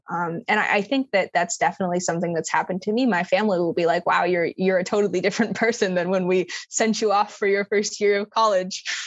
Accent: Minnesota, United States; moved away as an adult; now in Florida, United States; I'm from Minnesota

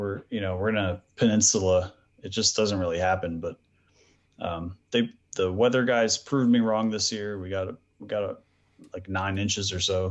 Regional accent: outside of Philadelphia, Pennsylvania, United States; moved away as an adult; now in Ocean City, Maryland, United States; Cause I grew up outside of Philadelphia

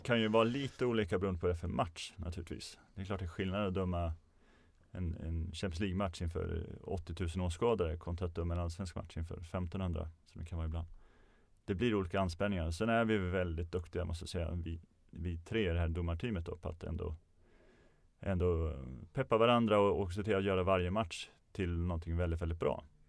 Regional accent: Örebro, Örebro County, Sweden; Jag kommer från Örebro så det var i Närke med omnejd

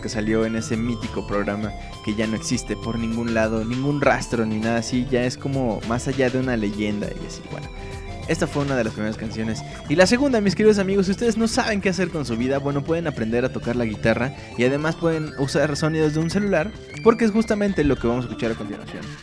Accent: Mexico City, Mexico; yo vivo en el Distrito Federal, es una ciudad bien puerca, bien fea, bien violenta, bien insegura. Pero pues a mí me encanta, es la ciudad. Aquí he vivido toda mi vida

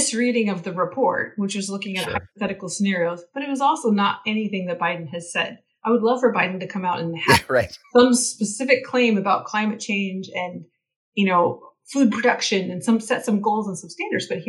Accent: Northern California, United States; grew up in dairy country and I'm from Northern California

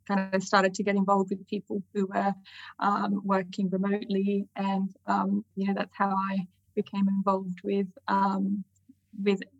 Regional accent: Sydney, New South Wales, Australia; moved away as an adult; now in London, United Kingdom; as you might be able to tell from my accent, I am um, originally from Sydney, although maybe mixed now because I live in London.

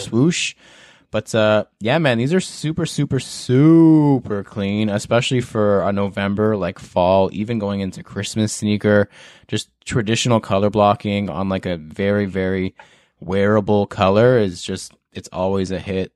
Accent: Canada; as a Canadian

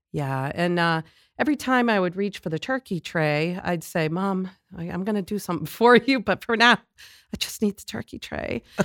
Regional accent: Lawrence, Massachusetts, United States; I grew up in Lawrence

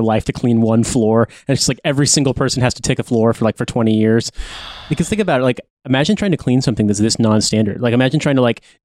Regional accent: United States; I'm from the United States

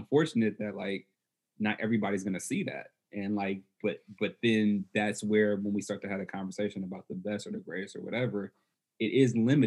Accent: Oakland, California, United States; I'm from Oakland

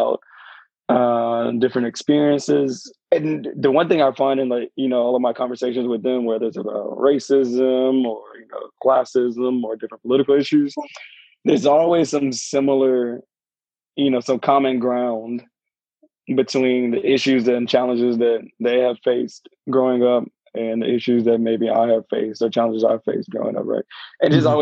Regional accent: United States; accent: American; moved away as an adult; now in London, United Kingdom; my American accent

